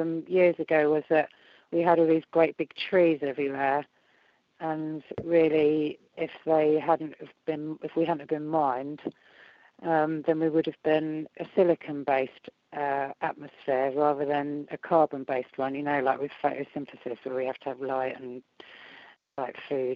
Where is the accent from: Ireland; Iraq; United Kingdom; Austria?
United Kingdom